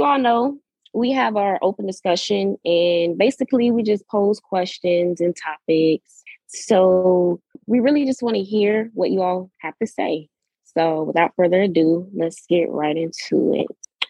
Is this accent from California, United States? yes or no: no; Pensacola, Florida, United States; 23, and I'm a recent graduate from Florida A&M University, and I'm from Pensacola, Florida.